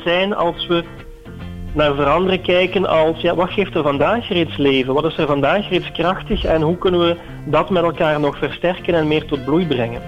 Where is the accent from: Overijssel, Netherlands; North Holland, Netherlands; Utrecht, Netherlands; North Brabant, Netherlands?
North Brabant, Netherlands; Eindhoven; als Eindhovenaar